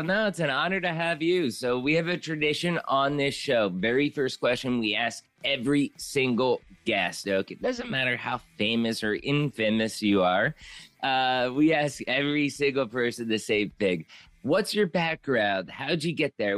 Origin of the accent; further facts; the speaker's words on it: Pottsville, Pennsylvania, United States; moved away as an adult; also born or lived in Mexico; I moved from Pottsville, Pennsylvania, Coal Country, P A, all the way down to Mexico, lived there for about fifteen years